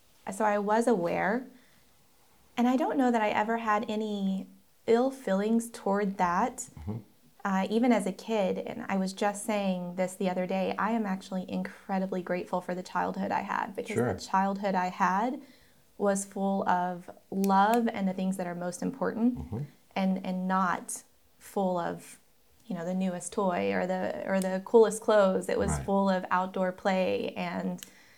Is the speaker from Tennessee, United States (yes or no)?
yes; East Tennessee, United States; I grew up in East Tennessee